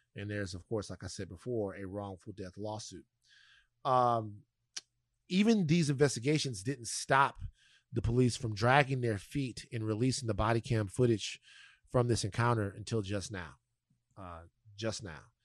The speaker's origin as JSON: {"language": "English", "region": "Louisiana", "country": "United States", "tie": "born or raised there", "moved": "yes", "said": "my home state of Louisiana"}